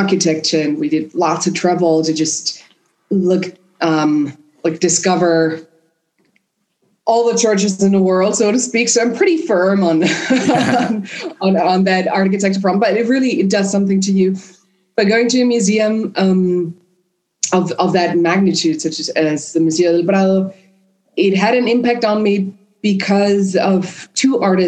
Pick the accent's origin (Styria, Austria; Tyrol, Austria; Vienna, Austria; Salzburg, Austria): Vienna, Austria; first language German and Spanish; English is a second language; moved away; also born or lived in Madrid; I grew up in Vienna